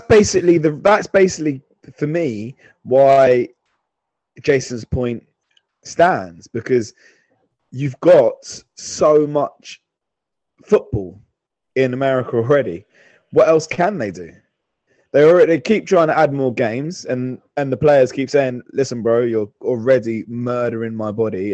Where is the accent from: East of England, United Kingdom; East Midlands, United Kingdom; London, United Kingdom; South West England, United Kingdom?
London, United Kingdom; I'm from London, but my dad, when he came, my dad's from St. Louis.